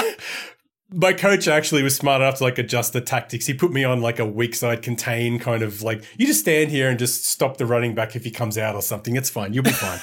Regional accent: Australia; as an Australian

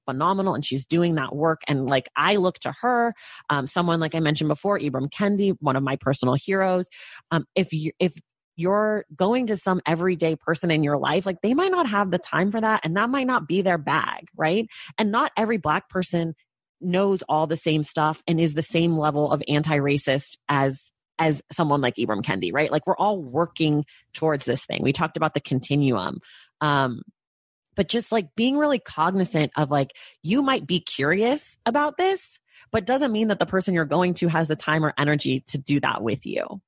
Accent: United States; being a Black American

